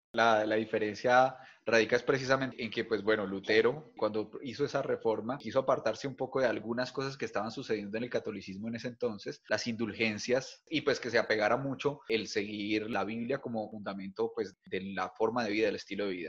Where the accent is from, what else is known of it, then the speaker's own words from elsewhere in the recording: Bogotá, Colombia; now in Cali, Colombia; soy bogotano también, aunque vivo en Cali